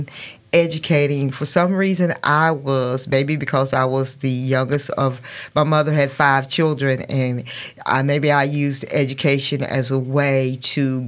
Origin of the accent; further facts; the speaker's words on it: Davie County, North Carolina, United States; also born or lived in Yadkin County, North Carolina / Winston-Salem, North Carolina; I originally grew up in Davie County. I was born in Yadkin County and grew up educated in Davie County